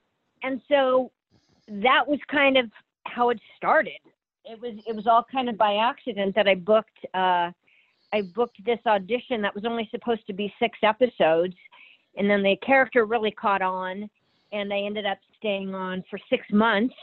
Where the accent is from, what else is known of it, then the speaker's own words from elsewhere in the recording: Nebraska, United States; moved away as an adult; also born or lived in Kansas; I was born in Kansas, but I grew up in Nebraska